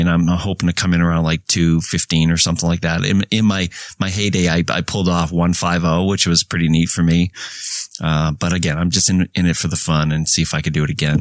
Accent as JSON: {"language": "English", "town": "Lynn", "region": "Massachusetts", "country": "United States", "tie": "born or raised there", "said": "grew up in Lynn, Mass, north of Boston, Lynn, the city of sin."}